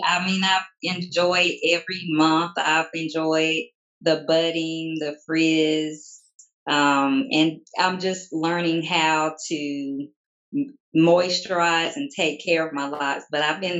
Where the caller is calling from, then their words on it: Monroe, North Carolina, United States; Monroe, North Carolina.